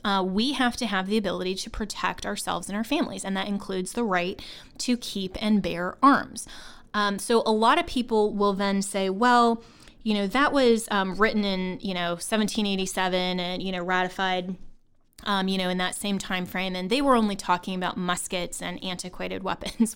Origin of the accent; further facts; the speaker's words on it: Longmont, Colorado, United States; I'm from Colorado. Um, that's my hometown. Um, I grew up in Longmont, Colorado, which is actually in Boulder County